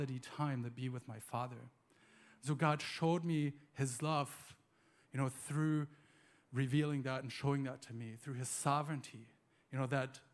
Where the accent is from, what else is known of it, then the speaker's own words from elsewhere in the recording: Germany; moved away; also born or lived in United States; I'm from Germany originally